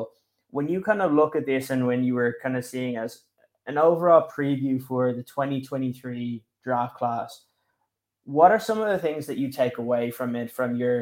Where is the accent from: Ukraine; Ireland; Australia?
Ireland; You have an Irish lad right here.